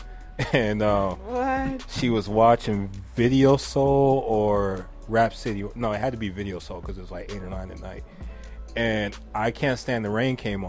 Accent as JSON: {"language": "English", "town": "West Covina", "region": "California", "country": "United States", "tie": "born or raised there", "said": "kids that grow up in West Covina, just like I did"}